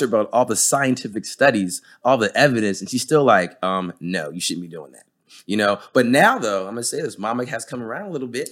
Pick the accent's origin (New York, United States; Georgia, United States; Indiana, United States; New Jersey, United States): New Jersey, United States; now in Texas, United States; I'm from Jersey.